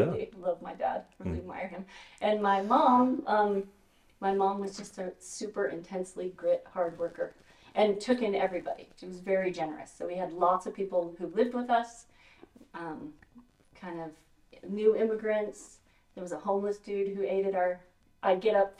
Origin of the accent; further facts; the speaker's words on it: Las Vegas, Nevada, United States; moved away as an adult; growing up in Vegas.